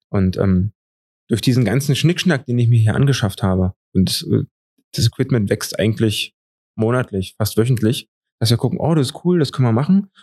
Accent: Eisenhüttenstadt, Brandenburg, Germany; moved away as an adult; now in Dresden, Germany; Ich komme aus Eisenhüttenstadt in Brandenburg und dort gab's nicht so viele Perspektiven

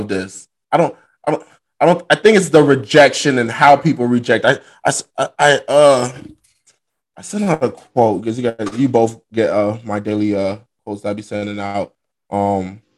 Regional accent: Miami, Florida, United States; I grew up in Miami, Florida

